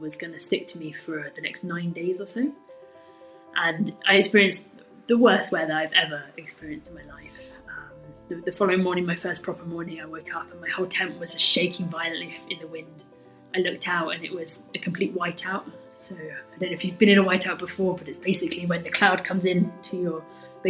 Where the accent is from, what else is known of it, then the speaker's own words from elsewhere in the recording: Torbay, South West England, United Kingdom; now in Edinburgh, United Kingdom; I grew up in Devon. I live up in Edinburgh now, but I grew up on the south coast of Devon, a little place called Torbay